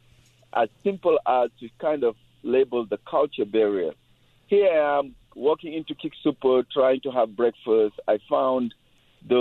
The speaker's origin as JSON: {"language": "English", "country": "Senegal", "accent": "French accent", "second_language": "English", "moved": "as an adult", "lives_now": "Colorado, United States", "said": "I'm an immigrant from Senegal, West Africa. I studied law, but when I came over here, I could barely speak English"}